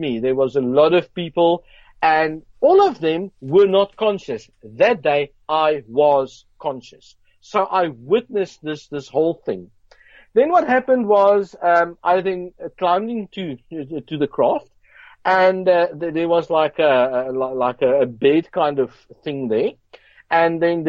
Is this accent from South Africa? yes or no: yes; Johannesburg, Gauteng, South Africa; I grew up in South Africa, Johannesburg, Brixton